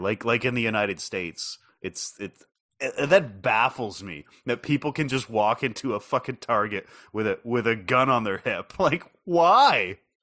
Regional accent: Canada; as a Canadian

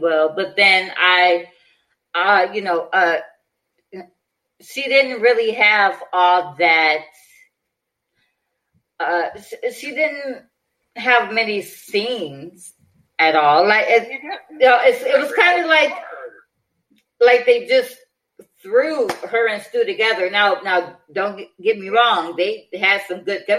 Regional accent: Detroit, Michigan, United States; my hometown of Detroit, Michigan

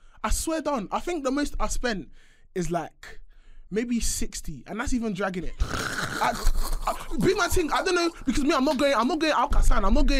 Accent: London, United Kingdom; everyone's from South, and like, yeah, I'm from South

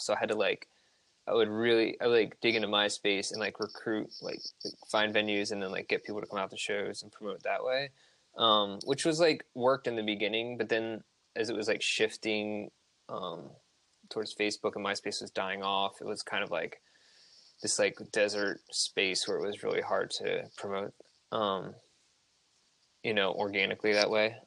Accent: Hershey, Pennsylvania, United States; moved away as an adult; now in Baltimore, United States; I'm originally from Hershey, Pennsylvania. I've lived in Baltimore for the last eight years

